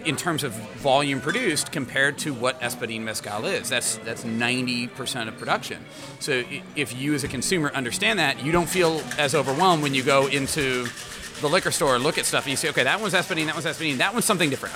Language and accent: English; Indianapolis, Indiana, United States; now in Chicago, United States; Indy's my hometown. This is where I'm from. Born and raised in Indianapolis, Indiana